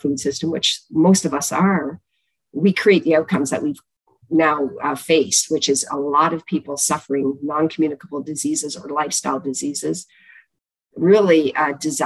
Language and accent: English; Chatham, Ontario, Canada; We are from Chatham, Ontario. I grew up in the southwest of Canada